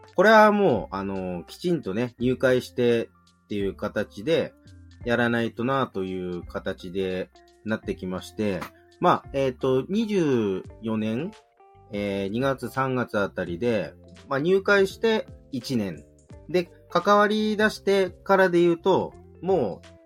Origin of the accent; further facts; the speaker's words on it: Yokohama, Kanagawa, Japan; もともと自分元町の出身なんですけど、横浜の。